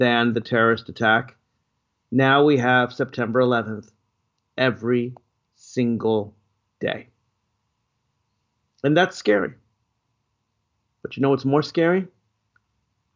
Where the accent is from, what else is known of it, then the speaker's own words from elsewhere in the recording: Nashville, Tennessee, United States; now in Washington, D.C., United States; I'm actually in my hometown of birth, Nashville, Tennessee, spending a little bit of time with my family